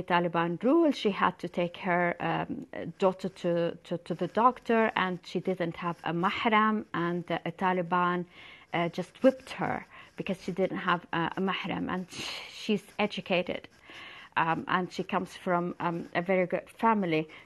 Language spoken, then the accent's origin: English; Amman, Amman Governorate, Jordan; my hometown, Amman